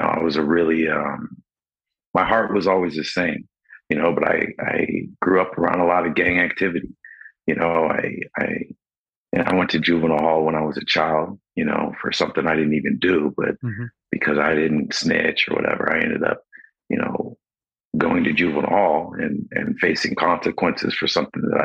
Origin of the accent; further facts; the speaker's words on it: Los Angeles, California, United States; also born or lived in San Diego; I was born in San Diego and then grew up in Los Angeles.